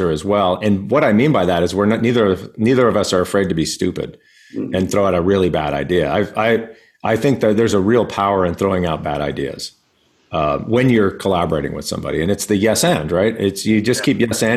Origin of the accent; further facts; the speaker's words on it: El Paso, Texas, United States; I grew up in El Paso, Texas